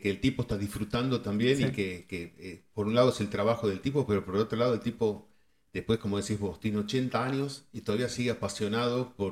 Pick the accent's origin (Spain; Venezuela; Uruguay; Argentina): Argentina; moved away; cuando nosotros nos fuimos de Argentina, el canal que era de deportes era TIC Sports.